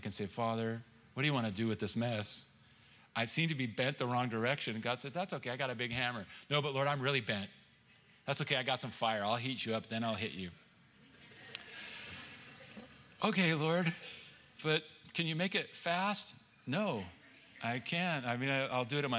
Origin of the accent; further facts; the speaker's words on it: California, United States; I'm from California